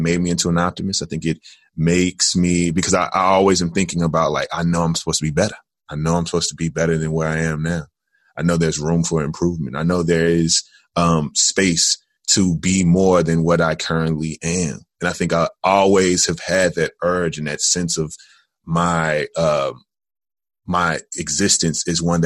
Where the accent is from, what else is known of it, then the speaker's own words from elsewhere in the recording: Jackson, Tennessee, United States; also born or lived in Atlanta, Georgia; now in Chicago, United States; I am originally from Jackson, Tennessee